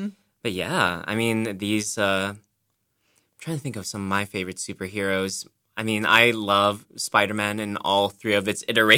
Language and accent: English; Saipan, Northern Mariana Islands; now in Boston, United States; I come from Saipan, the Northern Mariana Islands. I've been in Boston since 201